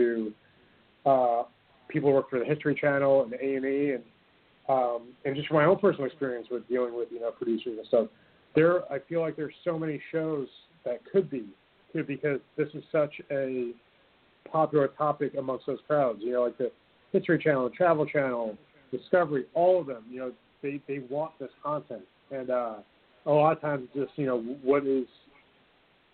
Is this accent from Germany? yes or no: no; United States; we're American